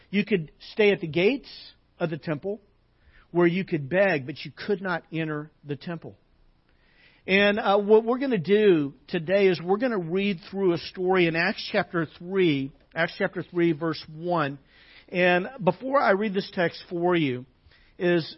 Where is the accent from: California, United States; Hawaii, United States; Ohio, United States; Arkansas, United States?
Arkansas, United States; growing up in Arkansas as a kid